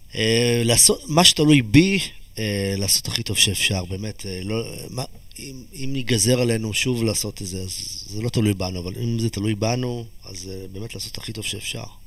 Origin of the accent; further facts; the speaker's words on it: Israel; moved away; הילדות שלי בקיבוץ